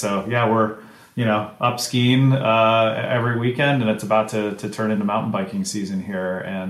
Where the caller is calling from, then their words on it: Bend, Oregon, United States; I am in Bend, Oregon.